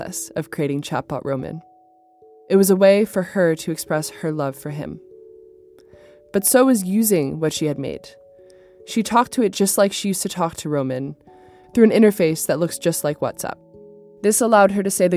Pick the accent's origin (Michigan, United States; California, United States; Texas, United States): California, United States; San Diego; I grew up in San Diego with my dad, mom, and sister Dory